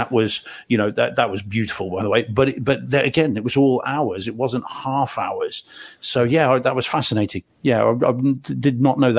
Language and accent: English; Spain; also born or lived in New Zealand; I grew up in, well, I was born in New Zealand, grew up in Spain